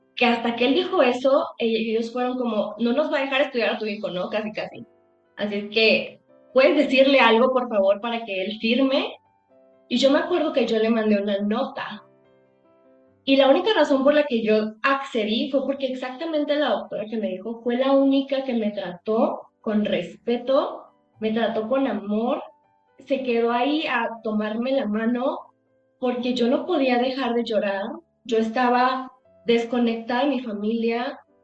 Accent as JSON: {"language": "Spanish", "town": "Acapulco", "region": "Guerrero", "country": "Mexico", "said": "yo soy de Acapulco"}